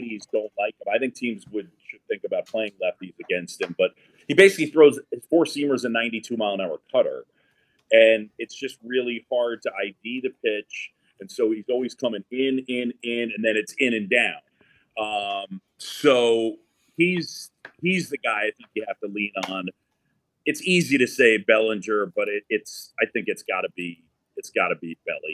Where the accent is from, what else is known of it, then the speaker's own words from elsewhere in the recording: New York City, New York, United States; I grew up in New York City on Roosevelt Island.